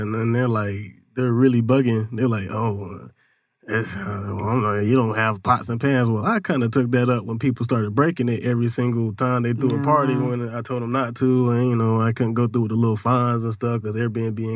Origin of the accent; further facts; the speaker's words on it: Atlanta, Georgia, United States; also born or lived in North Carolina; I'm from North Carolina, but I've really been in Atlanta since I was like